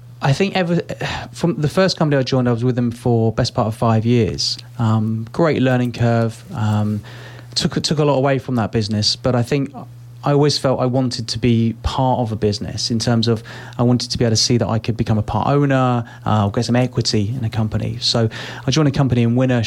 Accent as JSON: {"language": "English", "town": "Reading", "region": "South East England", "country": "United Kingdom", "tie": "born or raised there", "said": "I'm from Reading. I've always lived in Reading."}